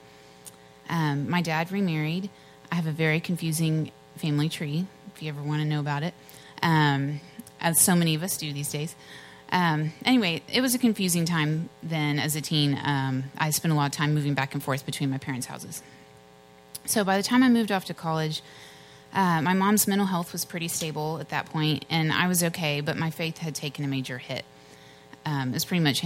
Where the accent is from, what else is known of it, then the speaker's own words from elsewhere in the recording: Richardson, Texas, United States; also born or lived in Dallas, Texas; I grew up mostly in Richardson with my parents and my brother Ryan